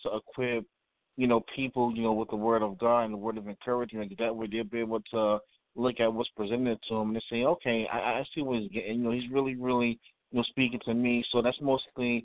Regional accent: New York City, New York, United States; now in Valdosta, United States; I was born in New York City, but I reside here in Valdosta, Georgia.

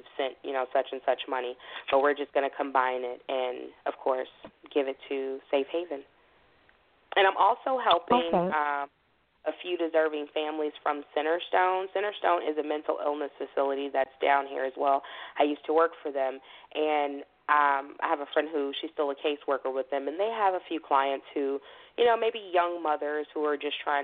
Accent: Chicago, Illinois, United States; I'm a Chicagoan all day long with, you know, the southern feel.

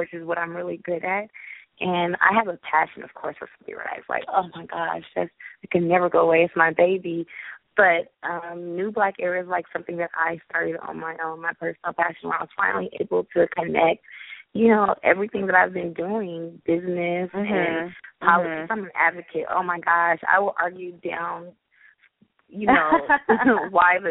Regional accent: Los Angeles, California, United States; also born or lived in Grambling, Louisiana; I'm originally from Los Angeles, California. I graduated from Grambling State University. Yes, I'm a native LA Angelino.

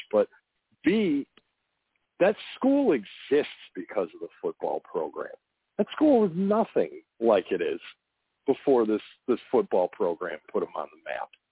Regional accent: Chicago, Illinois, United States; moved away; I'm from Chicago originally

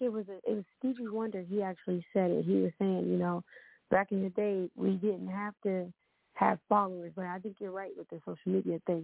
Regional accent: Ohio, United States; now in Atlanta, United States; I'm from Ohio

